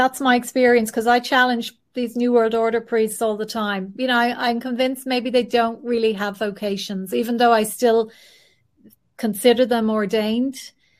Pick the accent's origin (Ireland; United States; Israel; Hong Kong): Ireland; we're neutral anyway as an Irish nation, we're neutral.